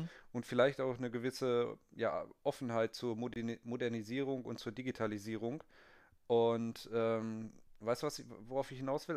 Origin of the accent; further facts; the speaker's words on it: Bielefeld, North Rhine-Westphalia, Germany; moved away; Ich bin ja auch äh, aufgewachsen in Vorstadt oder auch irgendwo Dorf vielleicht